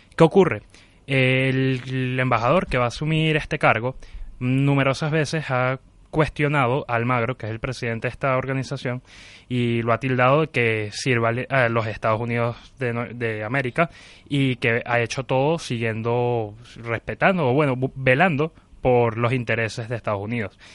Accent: Venezuela; tenemos los venezolanos

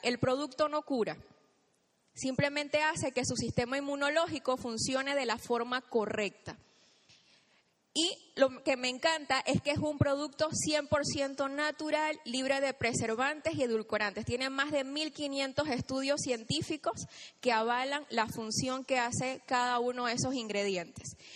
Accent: Chiriquí, Panama; moved away as an adult; now in Panama City, Panama; yo soy del interior, soy de Chiriquí, y hace nueve años tomé la decisión de venirme aquí a Panamá

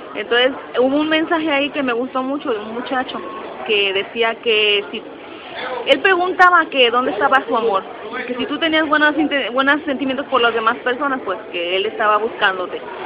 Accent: Mexico City, Mexico; now in Puerto Rico; yo nací en la Ciudad de México, eh, yo viví, bueno, mi casa está cerca del aeropuerto internacional

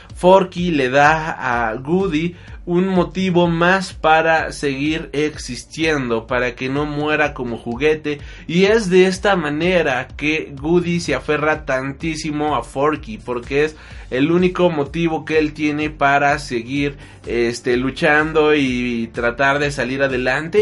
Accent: Mexico; Somos de México

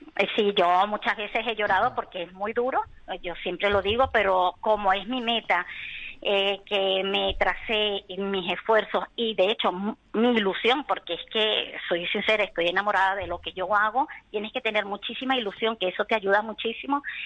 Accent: Venezuela; moved away as an adult; now in Spain; vengo de Venezuela. Y tengo aquí mis padres, aunque son gallegos de Orense, este, llevo aquí 16 años

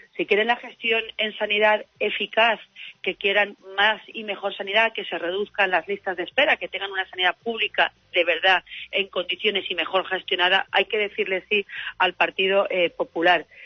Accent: Alzira, Valencian Community, Spain; Yo que, por ejemplo, vengo de Atira

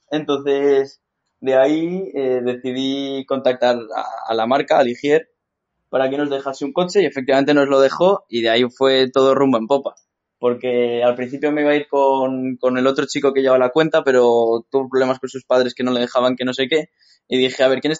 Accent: Madrid, Community of Madrid, Spain; también tengo 16 años, hasta dentro de poquito y también soy de Madrid

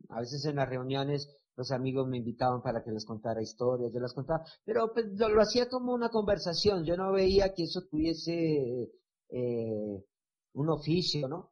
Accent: Buenaventura, Valle del Cauca, Colombia; moved away as an adult; also born or lived in Cali; de donde yo vengo, que es Buenaventura

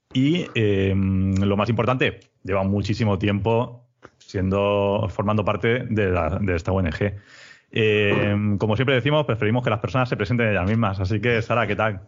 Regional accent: Elda, Valencian Community, Spain; also born or lived in Ibi; trabajo en IBI, pero soy de ELA.

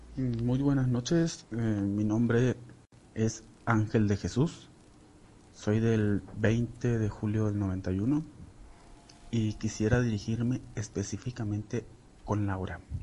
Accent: Sinaloa, Mexico; moved away as an adult; now in Celaya, Mexico; yo soy de Sinaloa ya tengo cinco años aquí en Celaya viviendo con mi pareja

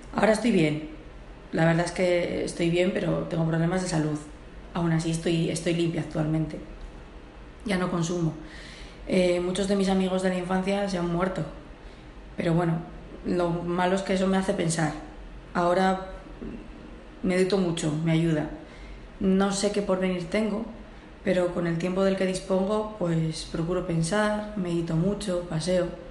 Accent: Portugal; moved away as an adult; also born or lived in Spain; now in Santander, Spain; Yo me crié en Portugal, en un barrio marginal, donde estaba con mis abuelos, con mis abuelos maternos, y me vine a España con 19

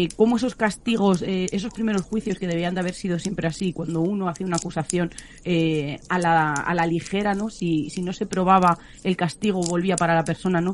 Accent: Extremadura, Spain; yo soy de Extremadura

